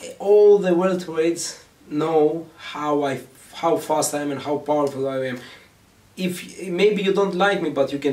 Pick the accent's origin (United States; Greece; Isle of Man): Greece; English is a second language; moved away; also born or lived in Albania; I've been living in Greece. I grew up in Greece 16 years. I love Greece, and I grew up.